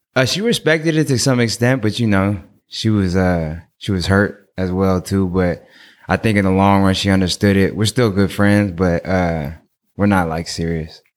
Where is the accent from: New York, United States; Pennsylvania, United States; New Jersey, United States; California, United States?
California, United States; Oakland; I'm from Oakland